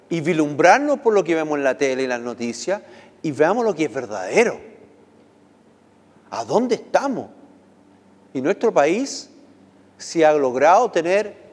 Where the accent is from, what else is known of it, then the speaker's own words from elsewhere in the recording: United States; ustedes saben que viví, nací en Estados Unidos, viví muchos años allá